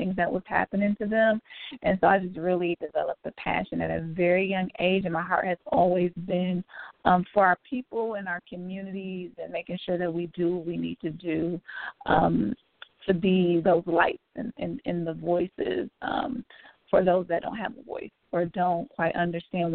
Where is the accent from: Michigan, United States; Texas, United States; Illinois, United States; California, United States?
Michigan, United States; Detroit; moved away as an adult; also born or lived in Nashville, Tennessee; now in Cincinnati, United States; I'm originally from Detroit, moved to Nashville to attend school